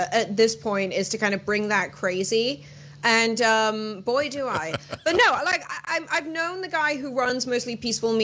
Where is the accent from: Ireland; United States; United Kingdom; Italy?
United Kingdom; moved away as an adult; I'm British